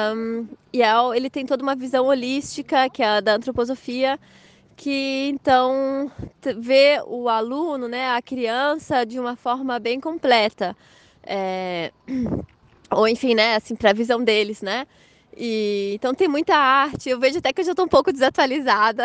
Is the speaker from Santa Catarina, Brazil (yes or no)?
yes; Blumenau, Santa Catarina, Brazil; moved away as an adult; now in Germany; eu sou natural de Blumenau, de Santa Catarina